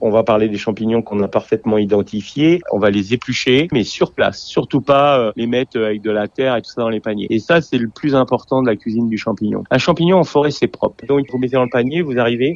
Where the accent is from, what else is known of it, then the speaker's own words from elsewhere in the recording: Normandy, France; je suis normand